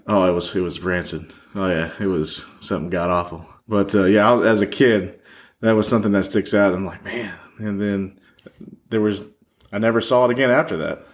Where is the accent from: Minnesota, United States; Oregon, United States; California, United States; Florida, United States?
Florida, United States; Orlando; moved away; also born or lived in Michigan; I grew up in Orlando